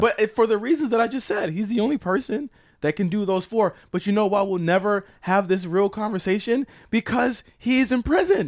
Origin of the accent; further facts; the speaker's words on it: Virginia, United States; I'm from Virginia